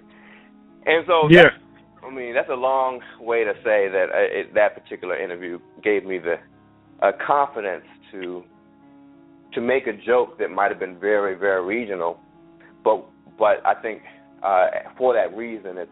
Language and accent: English; Washington, District of Columbia, United States; I was born and raised in Washington, D.C., and it was very important to me to have humor that was very specific to the region where I grew up